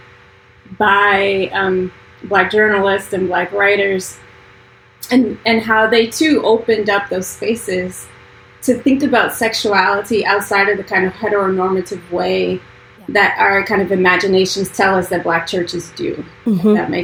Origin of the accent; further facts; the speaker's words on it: Deep South, United States; I grew up in the Deep South